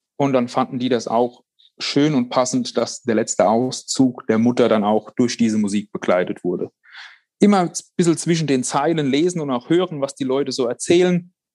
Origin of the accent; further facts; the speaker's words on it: Worms, Rhineland-Palatinate, Germany; bei uns in Worms